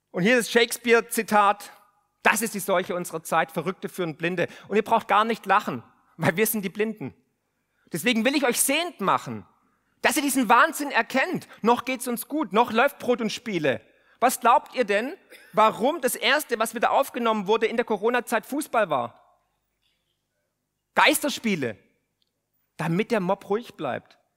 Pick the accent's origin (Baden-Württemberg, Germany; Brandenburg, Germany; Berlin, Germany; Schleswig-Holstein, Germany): Baden-Württemberg, Germany; Und glaubt mir eins, ich komme aus dem Remstal. Aus dem Remstal kommen die ganzen Rebellen.